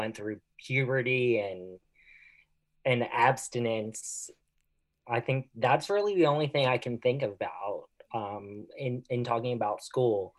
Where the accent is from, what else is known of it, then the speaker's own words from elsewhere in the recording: Philadelphia, Pennsylvania, United States; now in San Diego, United States; I am originally from Philadelphia